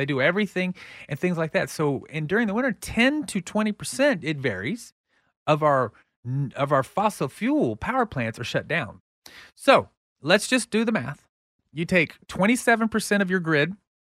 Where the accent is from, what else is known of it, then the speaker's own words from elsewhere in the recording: Texas, United States; And I saw what I grew up in the Texas that I grew up in.